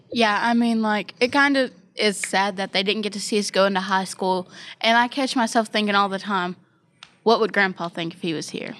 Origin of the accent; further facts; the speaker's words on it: Ohio, United States; now in West Virginia, United States; I'm not even originally from West Virginia. I'm from Ohio